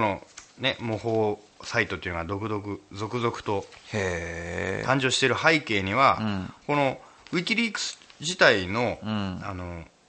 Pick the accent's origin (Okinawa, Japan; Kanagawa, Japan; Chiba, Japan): Chiba, Japan; Urayasu